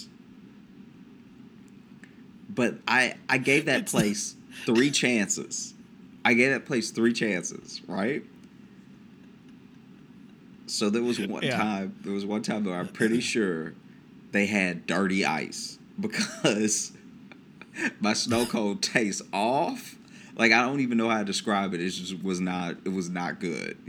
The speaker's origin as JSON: {"language": "English", "town": "Peabody", "country": "United States", "tie": "born or raised there"}